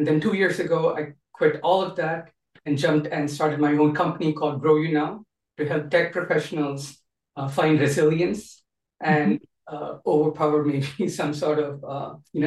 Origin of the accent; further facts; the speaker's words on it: Kuwait; first language English; moved away as an adult; also born or lived in India; now in United States; even though I grew up in Kuwait my whole life, back then I had Indian citizenship